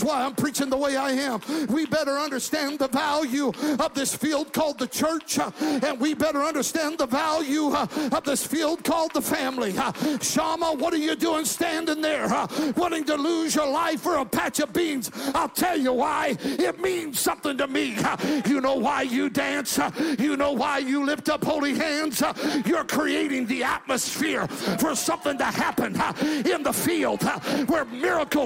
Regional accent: Magic Valley, southern Idaho, United States; I grew up in the Magic Valley of southern Idaho

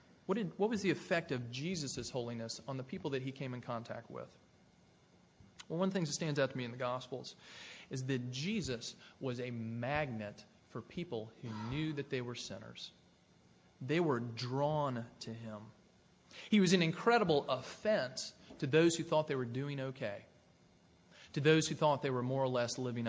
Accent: Tennessee near Nashville, United States; I grew up in Tennessee near Nashville

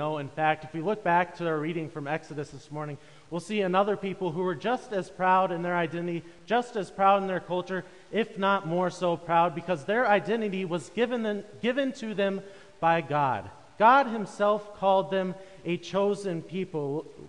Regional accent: Wisconsin, United States; proud Midwesterners, proud Wisconsinites, and proud members of the Driftless region.

